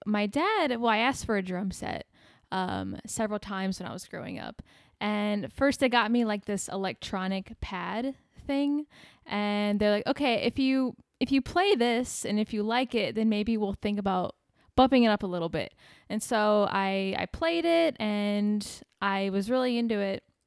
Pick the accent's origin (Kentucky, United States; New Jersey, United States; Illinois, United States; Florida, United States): Illinois, United States; Bourbonnais; born or raised there; moved away as an adult; now in Arizona, United States